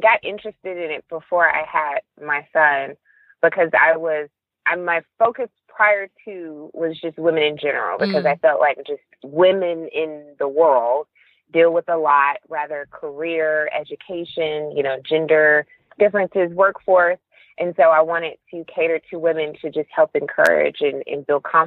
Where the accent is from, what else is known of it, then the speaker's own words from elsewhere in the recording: Milledgeville, Georgia, United States; now in Atlanta, United States; I'm originally from Georgia. I was born in Milledgeville, Georgia.